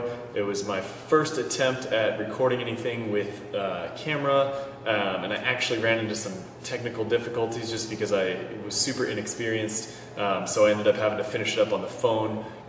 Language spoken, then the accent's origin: English; Seattle, Washington, United States; moved away as an adult; now in Charlotte, United States; I am originally from Seattle, Washington. I now own and operate a coffee shop which you see behind me called South End Grind in Charlotte, North Carolina.